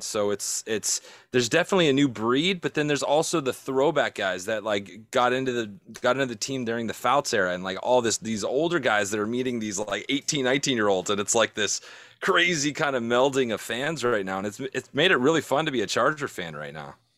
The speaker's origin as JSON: {"language": "English", "town": "San Diego", "region": "California", "country": "United States", "tie": "born or raised there", "moved": "yes", "said": "I'm from San Diego. I grew up there, so it's, it's hard for me because I still got family there"}